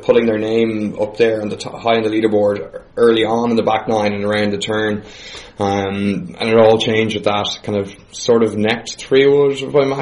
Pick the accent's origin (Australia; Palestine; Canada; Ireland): Ireland; as Irish fans of sport